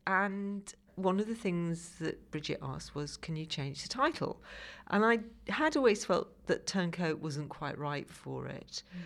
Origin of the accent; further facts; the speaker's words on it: Liverpool, North West England, United Kingdom; now in London, United Kingdom; I live now in London. I grew up in Liverpool